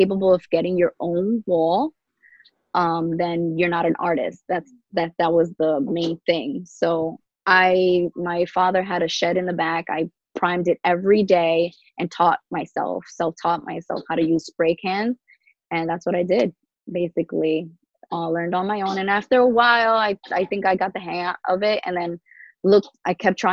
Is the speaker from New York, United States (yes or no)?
yes; New York City, New York, United States; moved away as an adult; now in Long Island, United States; I grew up in New York, Queens, and the Queens side, Jamaica.